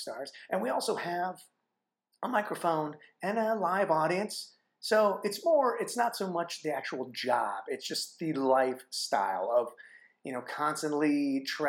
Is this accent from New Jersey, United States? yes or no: no; Phoenix, Arizona, United States; moved away as an adult; also born or lived in Flagstaff, Arizona / Chicago; I'm born and raised in Phoenix, Arizona